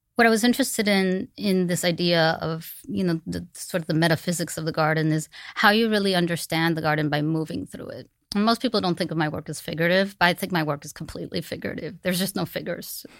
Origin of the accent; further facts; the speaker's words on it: Miami, Florida, United States; growing up in Miami